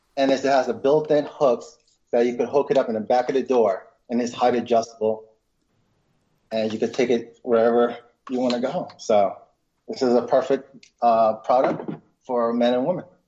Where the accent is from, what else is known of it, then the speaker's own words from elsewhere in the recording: Westchester County, New York, United States; also born or lived in Philippines; I came to New York when I was eight. Um, so pretty much, I grew up in um, in Westchester County